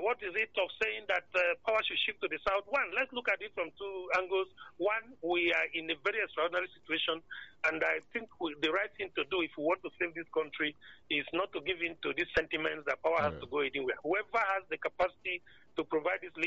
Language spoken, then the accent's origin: English; Northern Nigeria, Nigeria; I'm a Northerner.